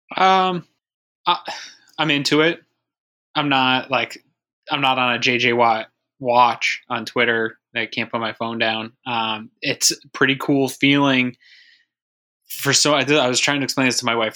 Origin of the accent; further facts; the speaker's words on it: Maine, United States; now in Buffalo, United States; originally I'm from Maine.